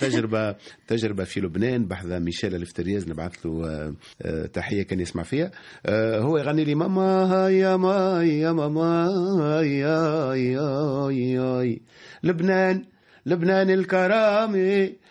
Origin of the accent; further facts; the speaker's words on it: Tunisia; عشت في حومتي في بلادي نتكلم باللغه الدارجه